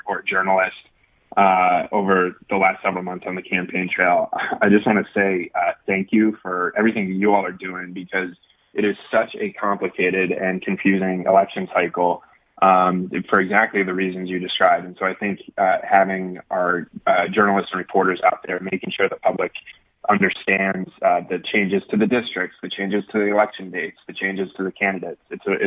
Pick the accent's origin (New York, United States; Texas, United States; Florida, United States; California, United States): New York, United States; Endicott; I was born and raised in Endicott, New York, which is just outside of Binghamton